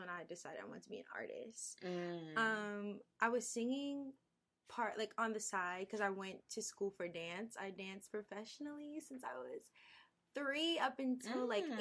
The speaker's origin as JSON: {"language": "English", "town": "New York City", "region": "New York", "country": "United States", "said": "I'm from Brooklyn, New York"}